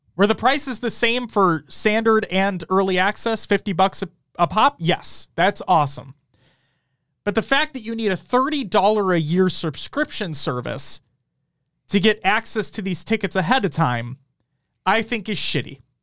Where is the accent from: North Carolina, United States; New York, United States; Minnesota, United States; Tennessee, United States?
Minnesota, United States; We're from Minnesota